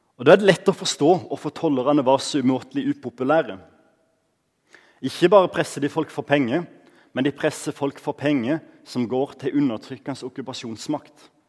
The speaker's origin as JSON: {"language": "Norwegian", "country": "Norway", "tie": "born or raised there", "said": "Når jeg vokste opp på Givland"}